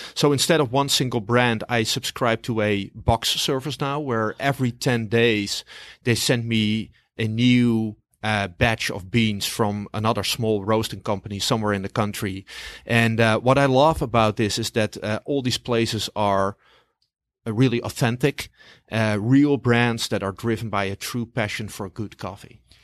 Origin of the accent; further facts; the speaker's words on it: Amsterdam, North Holland, Netherlands; now in New York, United States; originally from Amsterdam, the Netherlands